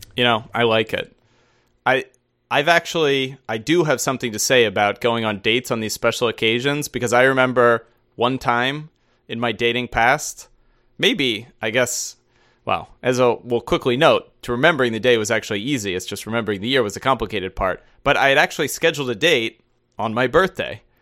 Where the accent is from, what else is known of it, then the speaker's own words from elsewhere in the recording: United States; as an American